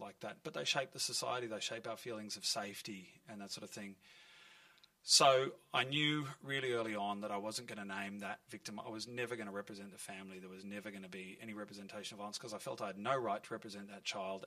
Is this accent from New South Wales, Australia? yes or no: no; Melbourne, Victoria, Australia; I grew up in Fitzroy North. My whole family lives in this area